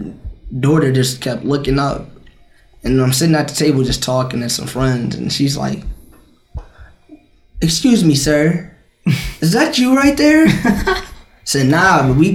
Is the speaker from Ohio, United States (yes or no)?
yes; West Carrollton, Ohio, United States; I come from West Carrollton